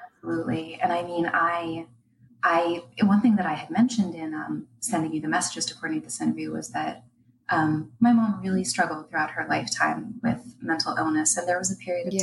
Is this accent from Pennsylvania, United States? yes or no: yes; Pittsburgh, Pennsylvania, United States; I'm from Pittsburgh, Pennsylvania